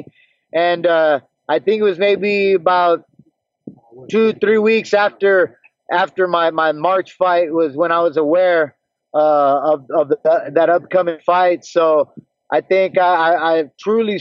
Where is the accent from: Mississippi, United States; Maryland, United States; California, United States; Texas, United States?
Texas, United States; San Benito; moved away as an adult; now in Waco, United States; Born and raised in San Benito, Texas